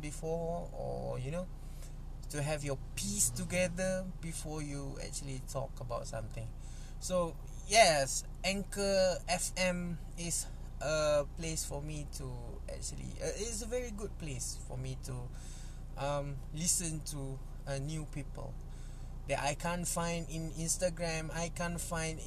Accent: Malaysia; English is a second language; I'm not a native speaker. I'm from Malaysia. I speak Malay all the time

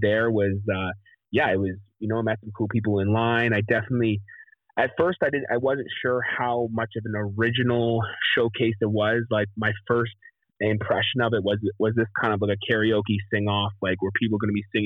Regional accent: Canada; moved away as an adult; also born or lived in Nashville; come home to Canada

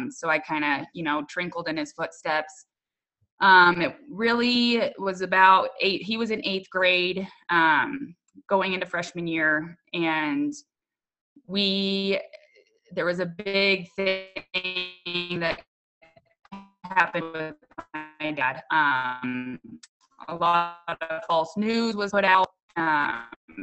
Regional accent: Littleton, United States; I grew up in Littleton, as well as my parents did.

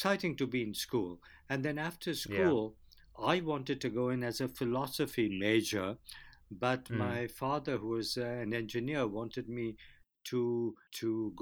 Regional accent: Kolkata, West Bengal, India; moved away as an adult; now in United States; when I was growing up in Calcutta

